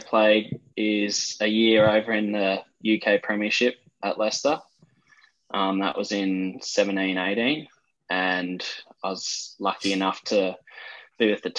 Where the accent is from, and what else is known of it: Brisbane, Queensland, Australia; now in Sydney, Australia